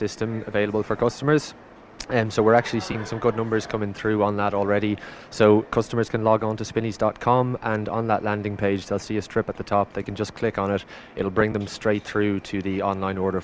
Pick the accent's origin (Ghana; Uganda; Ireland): Ireland; County Kildare, Leinster; moved away as an adult; now in Dubai, United Arab Emirates; From Ireland, so from County Kildare, very close to Dublin